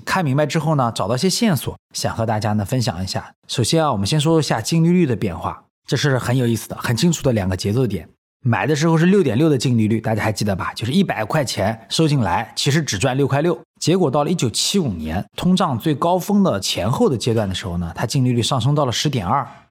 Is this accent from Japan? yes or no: no; China; 以我一个中国人的标准来讲